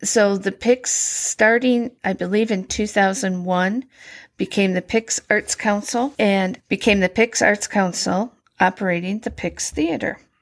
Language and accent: English; Lapeer, Michigan, United States; moved away as an adult; also born or lived in Kansas City, Missouri / Milwaukee, Wisconsin; I was born and raised in Lapeer, Michigan